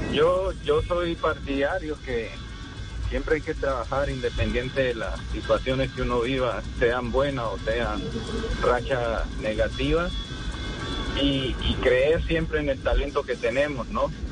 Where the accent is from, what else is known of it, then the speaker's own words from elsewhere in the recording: Colombia; nosotros como colombianos